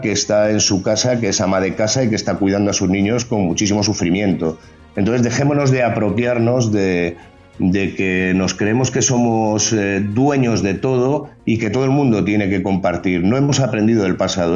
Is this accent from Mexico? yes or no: no; Spain; me siento más español que nadie o igual de español que todos